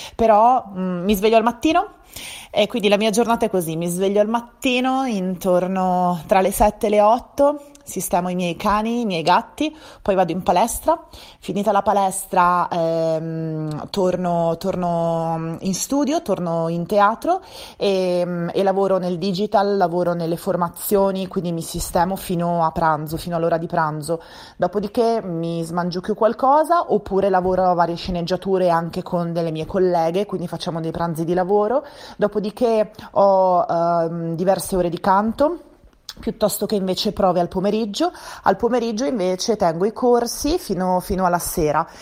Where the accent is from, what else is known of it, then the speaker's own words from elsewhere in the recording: Venice, Veneto, Italy; moved away as an adult; also born or lived in Milan, Italy; now in Galliate, Italy; io sono di Venezia